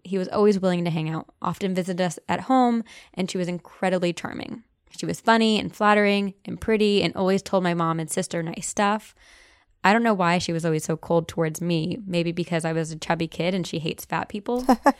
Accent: Buenos Aires, Argentina; I am Latina. I am from Buenos Aires, Argentina, and at least in my country, white magic is more common than black magic.

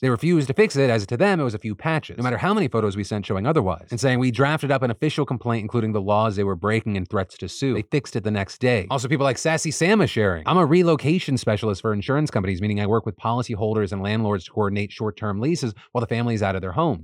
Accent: United States; As an American

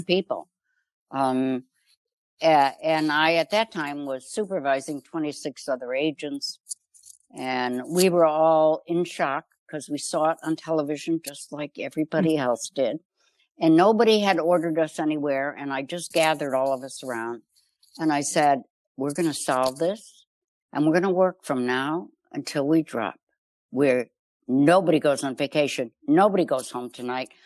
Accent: Chicago, Illinois, United States; I grew up in Chicago

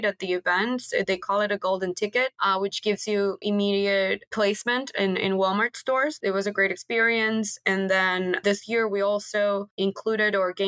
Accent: Venezuela; moved away as an adult; now in United States; we're Venezuelan sisters. We moved to the States about 8 years ago

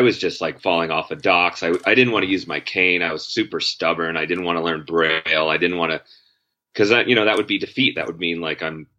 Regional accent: Connecticut, United States; I grew up in Connecticut

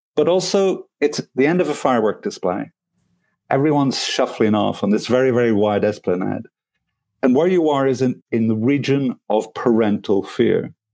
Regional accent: Belfast, Northern Ireland, United Kingdom; now in France; I come from Belfast.

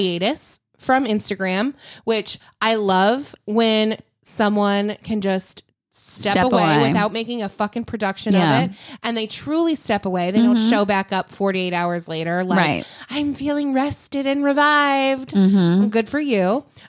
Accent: Illinois, United States; I love Chicago. Don't get me wrong. I grew up outside of Chicago.

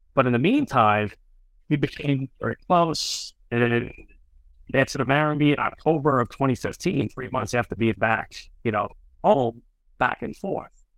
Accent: Suffolk County, Long Island, New York, United States; also born or lived in Jacksonville, Florida; now in Florida, United States; that Suffolk County Rocket Point in New York is my hometown

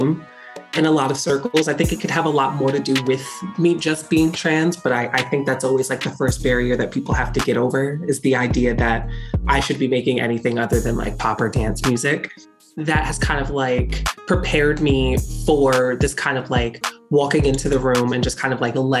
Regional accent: Neptune Township, New Jersey, United States; I am from Neptune Township, New Jersey

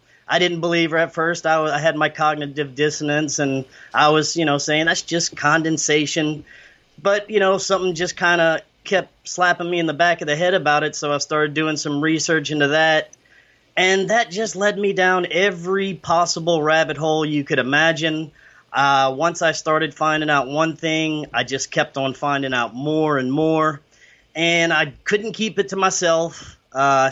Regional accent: South Louisiana, United States; I'm from South Louisiana

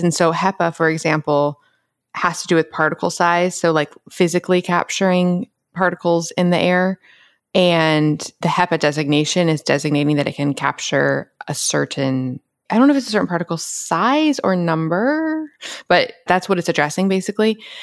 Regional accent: Atlanta, Georgia, United States; moved away; growing up in Atlanta

